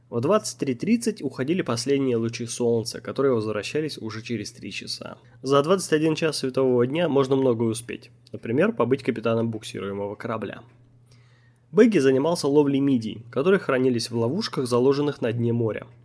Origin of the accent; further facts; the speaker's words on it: Omsk, Omsk Oblast, Russia; И когда я сказал, что я из Омска, они подумали, что это шутка. Потом они спросили меня, не знаю ли я, где Томск. Я показал им на карте и сказал, что это 600 километров от моего родного города.